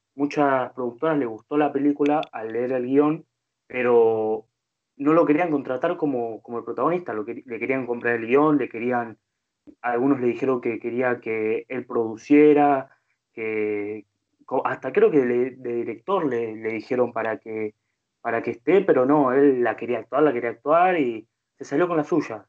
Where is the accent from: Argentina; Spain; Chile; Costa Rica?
Argentina; siendo argentino